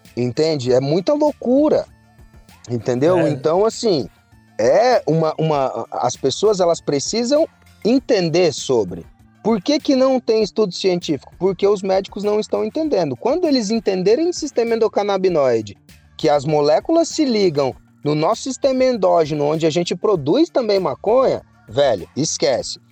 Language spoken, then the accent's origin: Portuguese; Mogi das Cruzes, São Paulo, Brazil; eu sou de Mogi das Cruzes